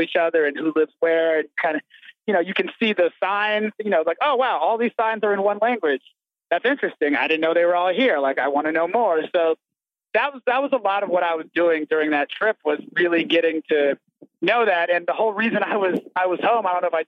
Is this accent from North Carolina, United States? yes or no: no; Atlanta, Georgia, United States; moved away as an adult; my, you know, first 18 years growing up in Atlanta